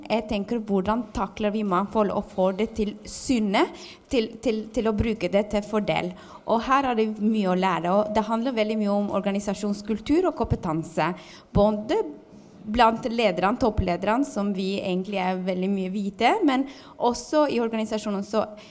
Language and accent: Norwegian; Albania; now in Norway; Jeg er jo også fra Albania